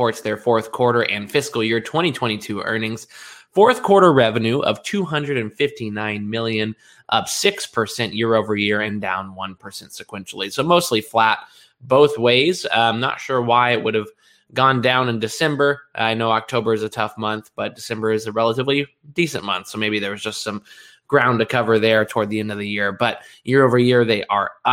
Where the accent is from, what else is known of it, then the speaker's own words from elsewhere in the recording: Kentucky, United States; the bluegrass state and my home state